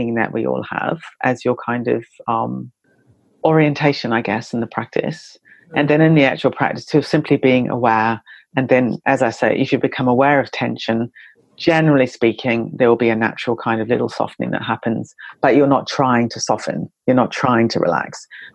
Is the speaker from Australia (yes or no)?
no; New Zealand; I come from New Zealand